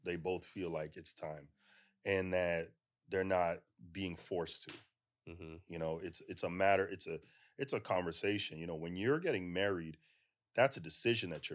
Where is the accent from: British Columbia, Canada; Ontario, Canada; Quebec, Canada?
Ontario, Canada; Toronto; now in United States; I'm originally from Toronto, so Guyanese parents.